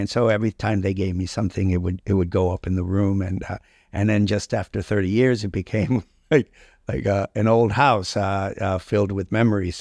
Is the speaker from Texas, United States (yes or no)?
no; Key Biscayne, Florida, United States; also born or lived in Cuba / Milwaukee, Wisconsin; I grew up on the Key